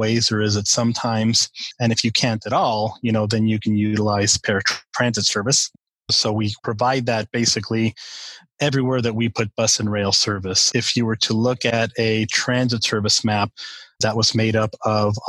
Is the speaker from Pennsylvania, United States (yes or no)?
no; El Paso, Texas, United States; I grew up in El Paso, Texas, right on the border with Mexico and New Mexico and far West Texas